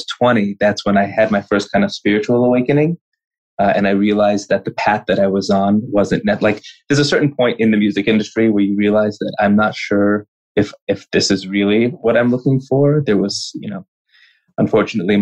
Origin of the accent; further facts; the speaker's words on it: Los Angeles, California, United States; I'm from LA, born and raised in Los Angeles, California